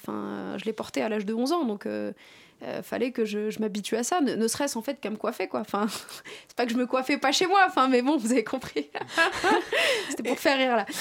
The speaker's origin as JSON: {"language": "French", "country": "France", "said": "je suis issu de banlieue et que je suis issu de l'immigration."}